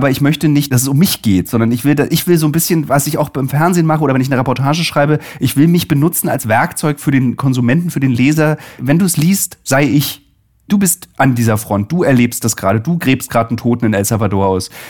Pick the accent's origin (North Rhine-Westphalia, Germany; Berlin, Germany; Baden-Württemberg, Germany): Berlin, Germany; So, also ich bin ja Berliner